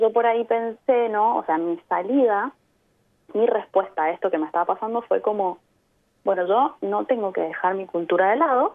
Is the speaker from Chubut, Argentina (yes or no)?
no; Mendoza, Argentina; moved away as an adult; also born or lived in Byron Bay, Australia; now in Adelaide, Australia; Yo vengo de Mendoza, mm. en Argentina, que al pie de los Andes, ahí al lado de Chile